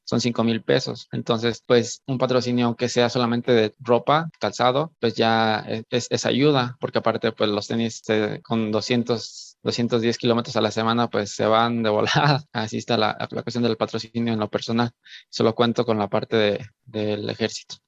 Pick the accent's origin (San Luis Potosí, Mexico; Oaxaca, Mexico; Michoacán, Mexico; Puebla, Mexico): Michoacán, Mexico; moved away; yo no soy de aquí, yo soy de, yo soy yo soy de Michoacán